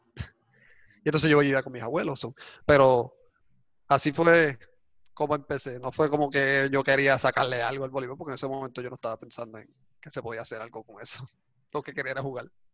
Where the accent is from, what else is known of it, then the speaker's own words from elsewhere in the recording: San Sebastián, Puerto Rico; en la escuela, en el boquete donde me crié, en San Sebastián